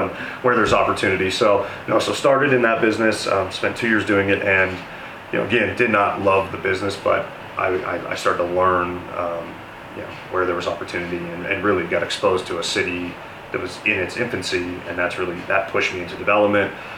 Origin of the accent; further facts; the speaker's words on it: Denver, Colorado, United States; born and raised in Denver. I'm uh, one of the lucky natives